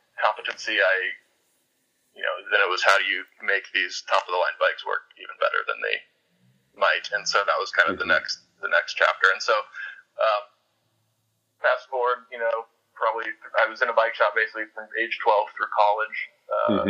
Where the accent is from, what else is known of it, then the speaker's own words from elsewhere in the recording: Winston-Salem, North Carolina, United States; also born or lived in Pennsylvania; when I was 11 years old, I moved to North Carolina from Pennsylvania.